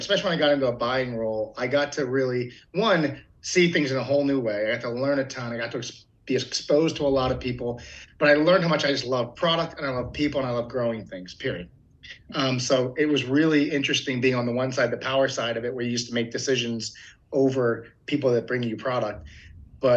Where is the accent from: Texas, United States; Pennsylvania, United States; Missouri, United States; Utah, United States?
Pennsylvania, United States; Philadelphia; moved away as an adult; also born or lived in Eastern Shore of Maryland / Arkansas; now in Concord, United States; I grew up in Philadelphia, Pennsylvania